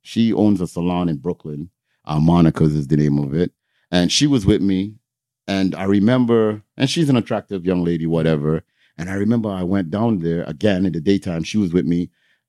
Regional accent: Toronto, Ontario, Canada; I'm from Toronto.

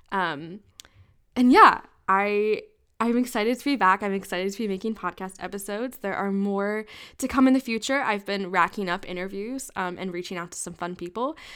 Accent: United States; accent: American; I know I have an American accent and I cannot roll my R's.

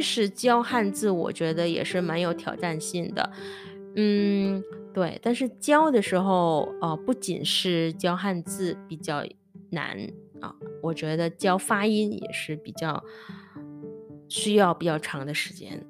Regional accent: Indonesia; Chinese is a second language; also born or lived in Taiwan; 我本科是在印尼学的嘛

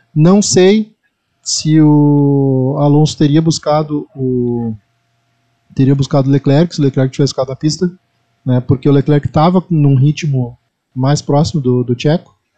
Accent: the South, southern Brazil, Brazil; É uma expressão que a gente usa muito aqui no Sul

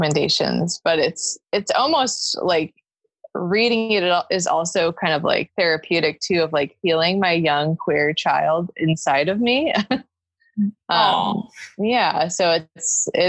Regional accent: Los Angeles, California, United States; also born or lived in Santa Cruz; now in Long Beach, United States; I grew up in the Valley.

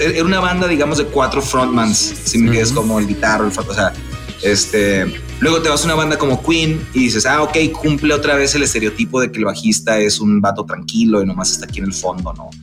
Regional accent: Mexicali, Baja California, Mexico; moved away; also born or lived in Monterrey; yo soy de Mexicali, Baja California, es mi tierra natal

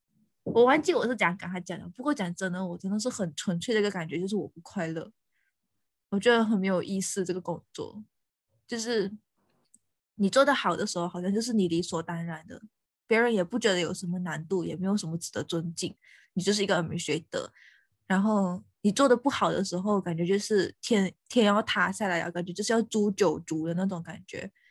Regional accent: Fuzhou, Fujian, China; 我们就是福州人啊

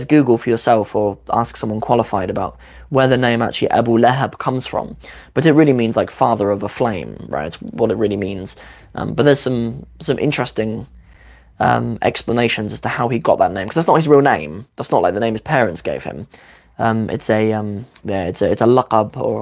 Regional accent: London, United Kingdom; Ami London take aschi

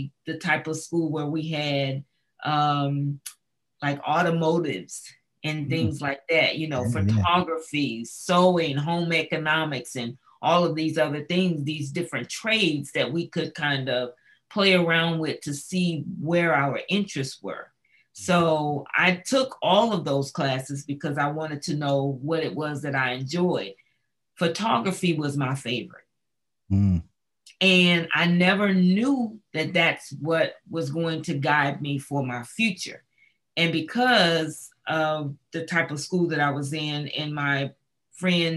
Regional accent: near Pasadena, Southern California, United States; I grew up in Southern California, not too far away from Pasadena. So I'm a Cali kind of girl.

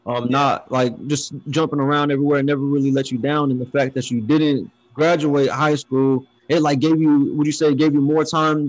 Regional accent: Pomona, California, United States; I was born and raised in Pomona too

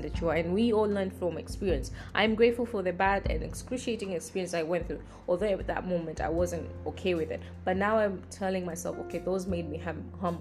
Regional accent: Tanzania; I'm from Tanzania.

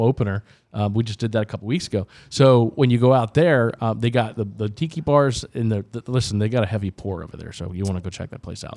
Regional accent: Daytona Beach, Florida, United States; moved away as an adult; I was originally from the Daytona Beach area

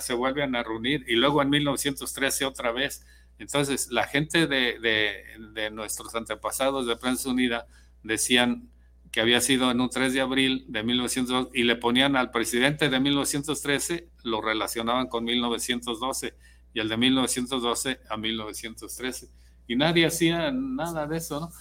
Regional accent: San Ignacio Cerro Gordo, Jalisco, Mexico; now in Guadalajara, Mexico; de San Ignacio, donde yo nací.

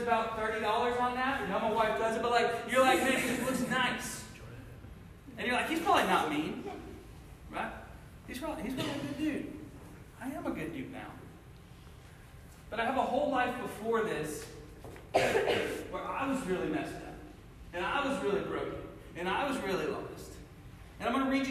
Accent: Cincinnati, Ohio, United States; moved away as an adult; now in Missouri, United States; I grew up in Cincinnati, Ohio

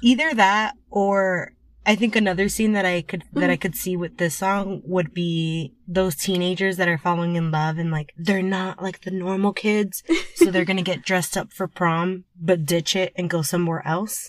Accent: United States; we're two fans from America

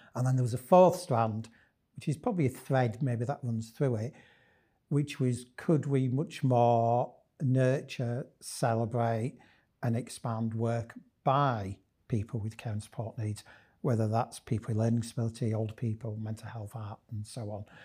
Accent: Leeds, Yorkshire and the Humber, United Kingdom; I'm very much a Leeds lad. Born and bred in Leeds

